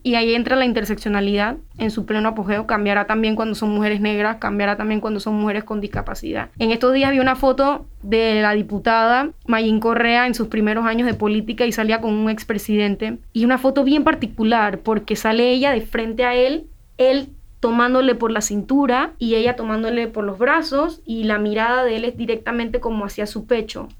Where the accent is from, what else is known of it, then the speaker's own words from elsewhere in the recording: San Miguelito, Panama; yo soy de San Miguelito